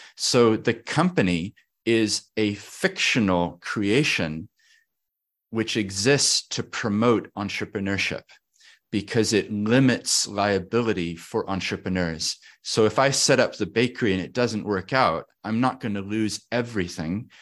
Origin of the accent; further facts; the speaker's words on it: Christchurch, Canterbury, New Zealand; also born or lived in Papakaio, Otago; We moved to Christchurch, Otatahi. So I grew up here in the South Island in Otatahi.